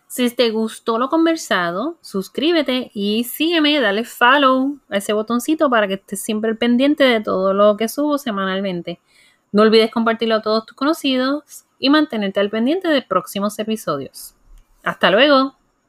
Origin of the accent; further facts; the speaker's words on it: Puerto Rico; como buena puertorriqueña